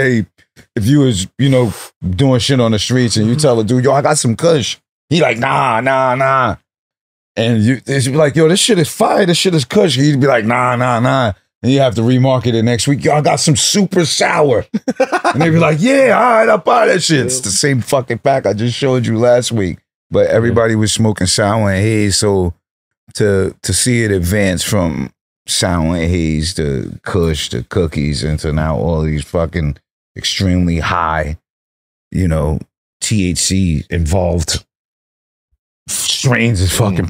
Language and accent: English; New York, United States; So, you know, I'm from New York, but my lungs are from California.